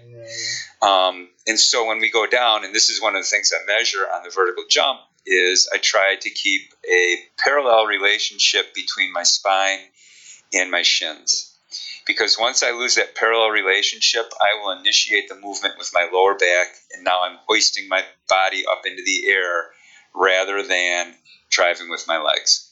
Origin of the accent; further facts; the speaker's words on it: Chicago, Illinois, United States; accent: Chicago; my Chicago accent